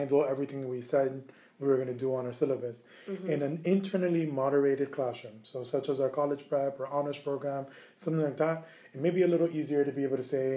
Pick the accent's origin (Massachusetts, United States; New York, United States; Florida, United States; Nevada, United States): Florida, United States; Miami; I was born and raised down in Miami